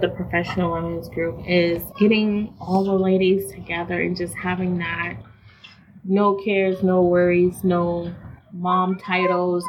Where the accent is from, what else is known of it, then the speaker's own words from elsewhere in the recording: New York, United States; now in Des Moines, United States; I was born and raised in New York